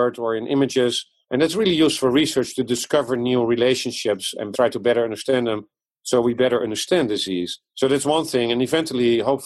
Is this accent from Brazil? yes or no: no; Netherlands; English is a second language; moved away as an adult; also born or lived in Amsterdam, Netherlands / Japan / France; now in Iowa, United States; As you can hear from my accent, I was born abroad in the Netherlands. I came here from Amsterdam to Iowa now 15 years ago